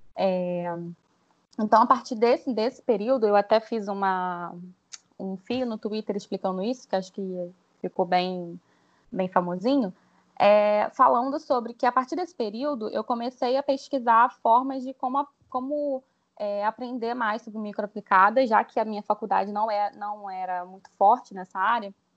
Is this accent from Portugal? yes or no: no; Rio de Janeiro, Brazil; eu sou carioca